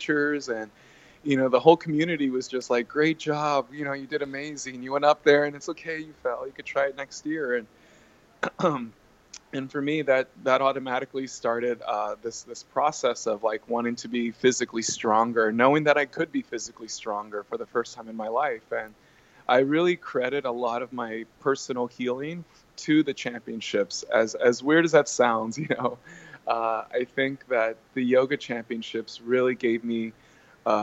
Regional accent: Texas, United States; being born and raised in Texas

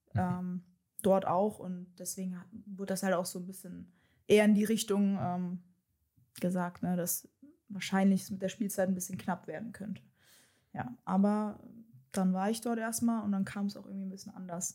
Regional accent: Darmstadt, Hesse, Germany; moved away as an adult; also born or lived in Wixhausen / Frankfurt / Meppen; now in Leverkusen, Germany; komme gebürtig aus Darmstadt

